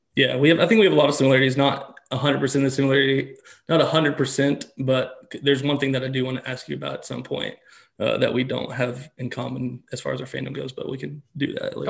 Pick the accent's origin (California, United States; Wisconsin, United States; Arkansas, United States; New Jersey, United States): Arkansas, United States; Little Rock; I'm born and raised in Little Rock though. I've always lived here